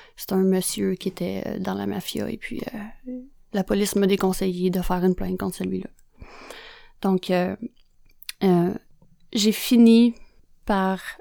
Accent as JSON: {"language": "French", "town": "Joliette", "region": "Quebec", "country": "Canada", "said": "je viens de Joliette, hein, fait que l'anglais, euh, ça faisait pas partie de mon vocabulaire"}